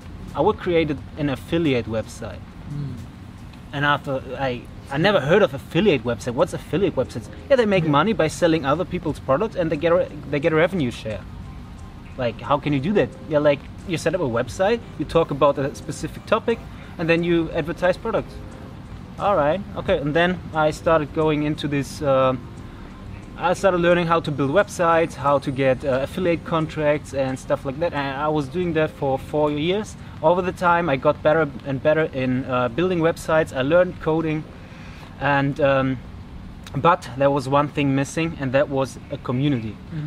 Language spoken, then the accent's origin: English; Germany; English is a second language; I'm from Germany.